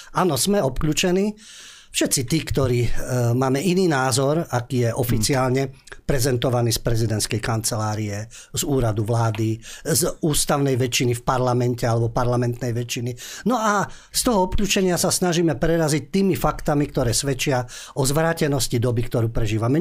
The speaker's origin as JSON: {"language": "Slovak", "country": "Slovakia", "said": "my Slováci"}